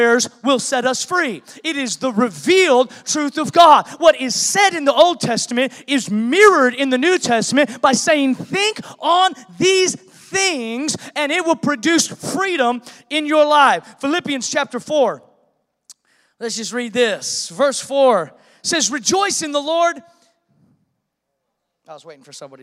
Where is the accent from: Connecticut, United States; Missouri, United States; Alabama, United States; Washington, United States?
Washington, United States; Seattle; moved away; I was born in Seattle